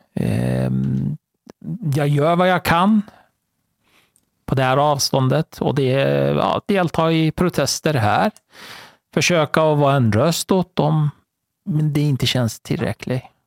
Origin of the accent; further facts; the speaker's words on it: Iran; now in Sweden; född och uppvuxen i Iran